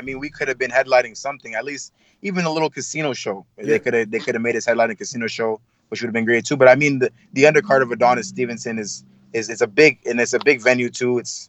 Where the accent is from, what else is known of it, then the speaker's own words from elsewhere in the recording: Montreal, Quebec, Canada; I'm not a Quebec. Well, I was born here. I was born in Montreal, Quebec.